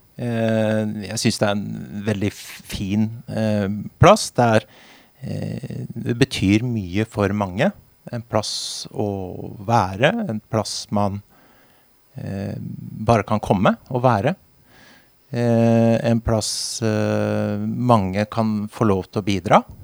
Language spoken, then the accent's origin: Norwegian; Halden, Østfold, Norway; moved away as an adult; now in Vinje, Norway; Egentlig fra, egentlig fra Halden